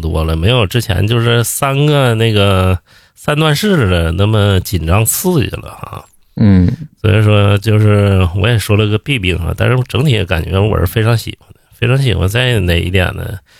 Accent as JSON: {"language": "Chinese", "region": "Northeast China", "country": "China", "moved": "yes", "lives_now": "Beijing, China", "said": "我之前在东北，我刚来北京的时候"}